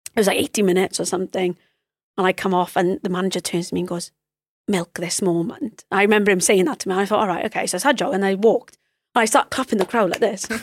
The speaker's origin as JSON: {"language": "English", "region": "Wales", "country": "United Kingdom", "said": "as a Welsh person."}